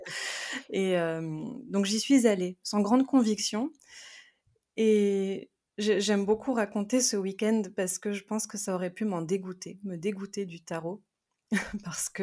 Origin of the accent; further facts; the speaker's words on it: France; also born or lived in South America; Je suis née euh, en Amérique du Sud, j'ai été adoptée et j'ai grandi dans une famille donc française